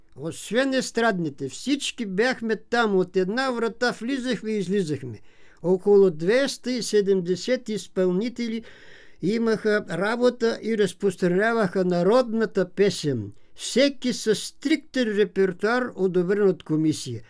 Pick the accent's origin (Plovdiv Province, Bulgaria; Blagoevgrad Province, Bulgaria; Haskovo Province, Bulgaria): Haskovo Province, Bulgaria; Knizhovnik; moved away as an adult; also born or lived in Strazhets (Chukurite), Ivaylovgrad area; now in Sofia, Bulgaria; Нашите са се изселили от това село и са се заселили в голямото село на големия футболист Петър Жеков, село Книжовник.